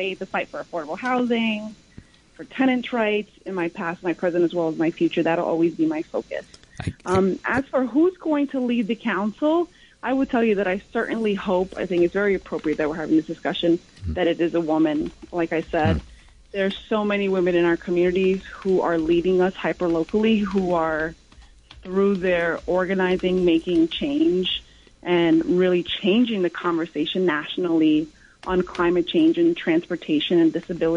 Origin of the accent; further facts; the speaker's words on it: New York City, New York, United States; where I grew up on Stanton Street